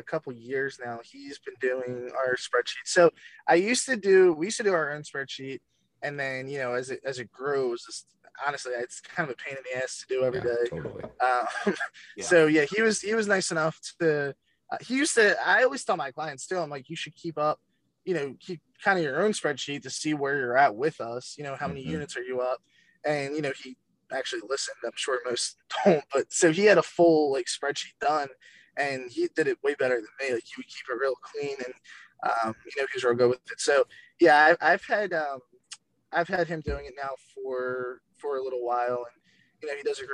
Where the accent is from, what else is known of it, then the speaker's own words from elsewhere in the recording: Delaware County, outside Philadelphia, Pennsylvania, United States; I'm from Delaware County, which is right outside of the city, like 20 minutes